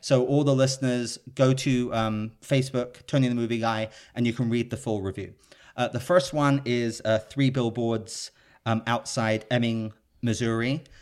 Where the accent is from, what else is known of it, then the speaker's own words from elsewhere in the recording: United Kingdom; now in Los Angeles, United States; I'm a Brit living in Los Angeles